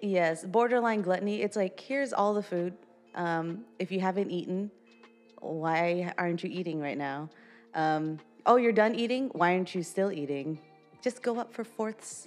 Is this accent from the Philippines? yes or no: yes; Philippines; moved away; in the Philippines, we're like it's all about family